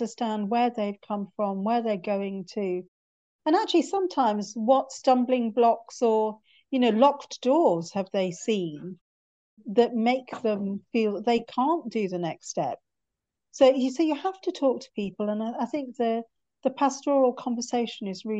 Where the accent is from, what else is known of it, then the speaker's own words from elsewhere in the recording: North Wales, United Kingdom; moved away as an adult; also born or lived in Cardiff; now in London, United Kingdom; I was born in North Wales and went to med school in Cardiff and then transferred up to London because I got married